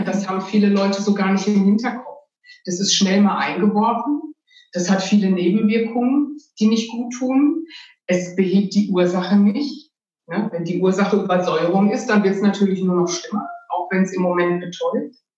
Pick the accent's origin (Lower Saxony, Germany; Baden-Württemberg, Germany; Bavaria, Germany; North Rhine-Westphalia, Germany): North Rhine-Westphalia, Germany; Ruhr area; ich bin in der Stadt aufgewachsen, in einer Kleinstadt im Ruhrgebiet